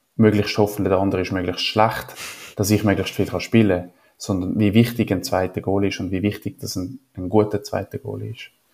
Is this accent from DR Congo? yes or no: no; Switzerland; ich bin ja wo, nicht in den Bergen aufgewachsen, aber ja, wir haben Berge